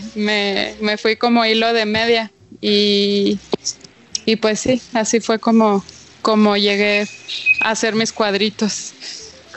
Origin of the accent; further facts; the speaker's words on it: Chihuahua, Mexico; soy de Chihuahua